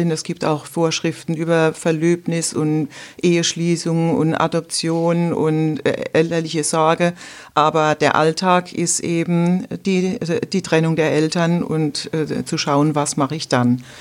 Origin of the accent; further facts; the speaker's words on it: Rhineland-Palatinate, Germany; Ja, ich äh, bin aus der Pfalz, äh, bin in der Westpfalz tätig als Rechtsanwältin